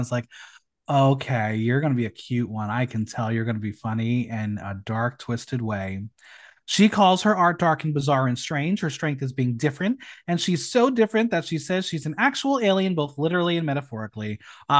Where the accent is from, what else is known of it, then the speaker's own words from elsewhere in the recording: United States; I'm a dumb American.